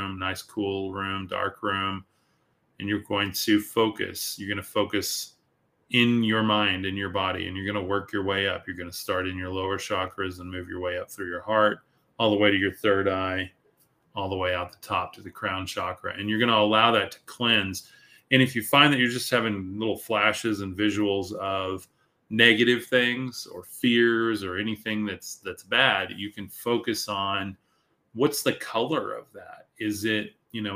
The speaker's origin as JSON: {"language": "English", "region": "West Texas", "country": "United States", "tie": "born or raised there", "said": "I'm from West Texas"}